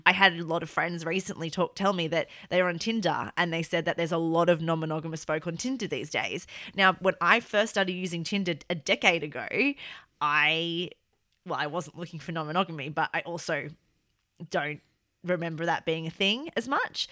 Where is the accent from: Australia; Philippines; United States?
Australia; now in United Kingdom; I feel like I'm extremely Australian and it's very obvious that I'm Australian in day-to-day life in this country